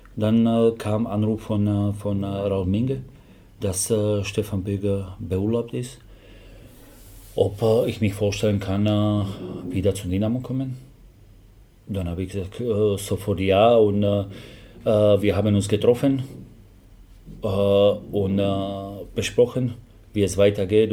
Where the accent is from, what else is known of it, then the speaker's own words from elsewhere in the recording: Slovakia; German is a second language; moved away as an adult; now in Germany; ich habe Englisch gelernt, weil ich komme aus der Slowakei